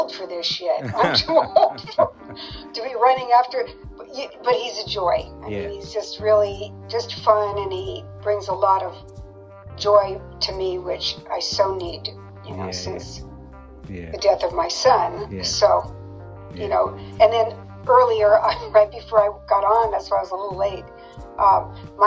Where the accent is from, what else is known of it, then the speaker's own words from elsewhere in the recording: San Jose, California, United States; moved away as an adult; also born or lived in Lake Tahoe / Las Vegas, Nevada / Carlsbad, California; now in New Jersey, United States; Born and raised in California, San Jose, which is, Silicon Valley